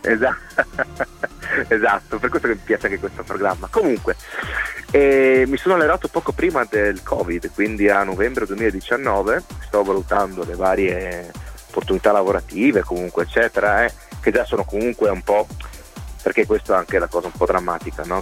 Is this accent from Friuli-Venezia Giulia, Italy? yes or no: yes; Cervignano del Friuli, Friuli-Venezia Giulia, Italy; also born or lived in Trieste; sono nato a Trieste ma abito da una vita, appunto da quando sono nato praticamente a Cervignano